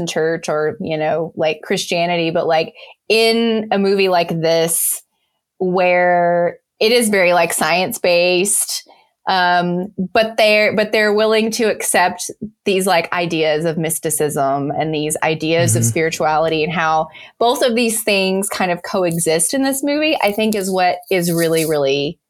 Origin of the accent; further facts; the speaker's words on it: the South, United States; I grew up in the South